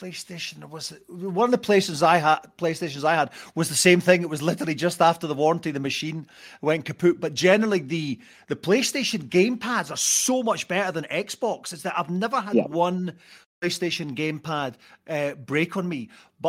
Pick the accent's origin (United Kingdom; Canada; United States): United Kingdom; Arbroath, Scotland; I was very lucky that I grew up in Arbroath, and one of the few places that had a genuine bona fide fairground